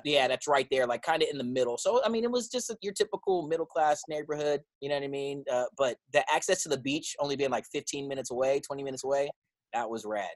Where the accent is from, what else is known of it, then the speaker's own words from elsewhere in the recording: San Diego, California, United States; moved away as an adult; now in New York, United States; born and raised in San Diego